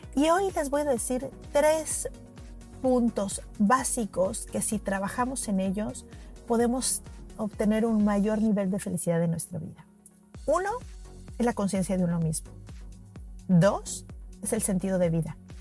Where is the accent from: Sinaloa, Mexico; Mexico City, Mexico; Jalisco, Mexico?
Mexico City, Mexico; Yo soy de la Ciudad de México y en la Ciudad de México, en las escuelas desde muy pequeños hacemos simulacros